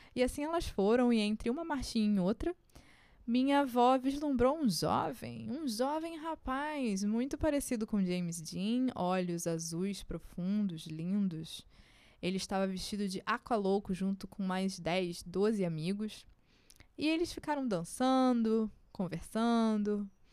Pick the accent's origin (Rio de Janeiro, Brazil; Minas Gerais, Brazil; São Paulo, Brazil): Rio de Janeiro, Brazil; na Zona Norte, onde eu cresci